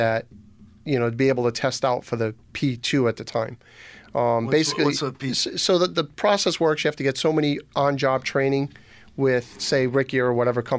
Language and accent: English; Somerset, Massachusetts, United States; accent: Massachusetts; now in Eastern Connecticut, United States; I'm actually from Somerset, Mass., a suburb of that everybody would probably know would be Fall River